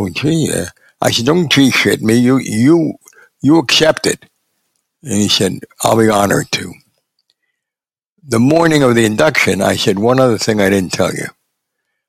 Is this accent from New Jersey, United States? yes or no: yes; Newark, New Jersey, United States; moved away; This is my hometown.